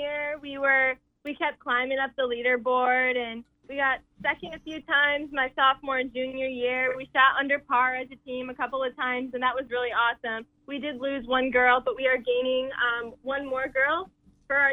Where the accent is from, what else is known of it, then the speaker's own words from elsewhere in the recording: Michigan, United States; I'm from Michigan